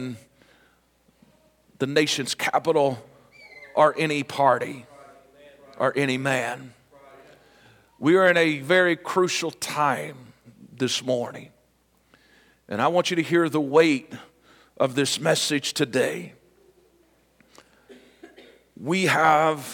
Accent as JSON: {"language": "English", "country": "United States", "said": "I am proud to be an American"}